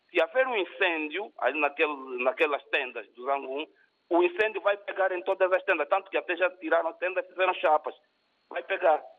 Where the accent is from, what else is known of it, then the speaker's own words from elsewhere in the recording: Luanda, Luanda Province, Angola; o Kazenga, que está mais próximo do meu bairro onde eu vivi, onde eu cresci, em Luanda.